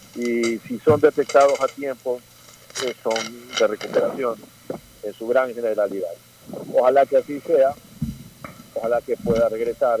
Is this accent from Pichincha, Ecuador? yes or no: no; Manabí, Ecuador; Manabí, por ejemplo, mi provincia